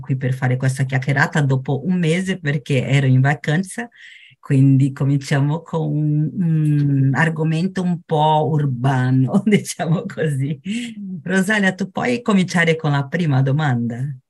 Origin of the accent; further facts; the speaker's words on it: São Paulo, Brazil; Italian is a second language; now in Praia Grande, Brazil; Sou brasileira, brasiliana, eu nata a São Paulo, mas agora abito em uma città vicina, que é Praia Grande